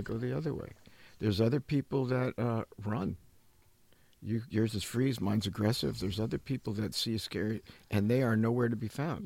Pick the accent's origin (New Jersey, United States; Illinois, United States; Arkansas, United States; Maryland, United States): New Jersey, United States; growing up in New Jersey